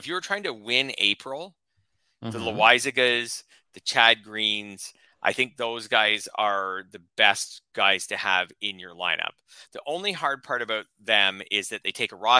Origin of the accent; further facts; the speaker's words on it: Canada; as a Canadian